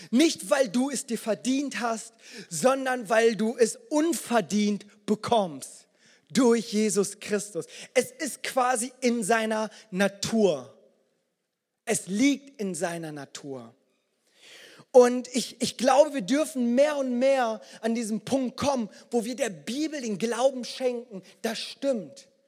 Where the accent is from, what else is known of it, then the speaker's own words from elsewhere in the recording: Germany; Das ist tatsächlich so. Ich bin in Deutschland geboren, aufgewachsen.